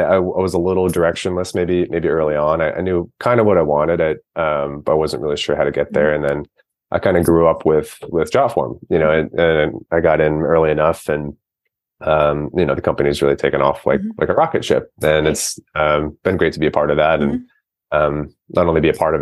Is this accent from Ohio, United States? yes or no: yes; Cincinnati, Ohio, United States; moved away as an adult; now in Oakland, United States; I grew up in Cincinnati, Ohio, where I attended the University of Cincinnati